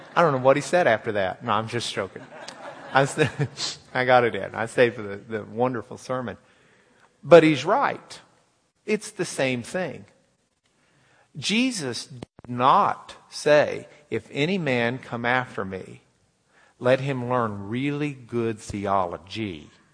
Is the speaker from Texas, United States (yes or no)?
yes; Lubbock, Texas, United States; moved away; We're from Lubbock